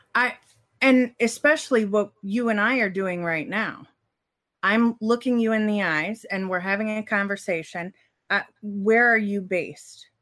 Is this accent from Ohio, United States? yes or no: yes; Cincinnati, Ohio, United States; I grew up in Cincinnati.